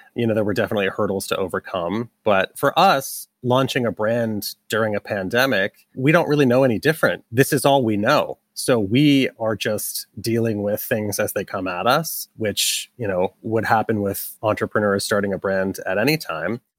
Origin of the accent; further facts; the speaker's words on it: Massachusetts, United States; moved away as an adult; also born or lived in New York; now in Brooklyn, United States; we're both from Massachusetts, but we consider ourselves New Yorkers, having been here ten plus years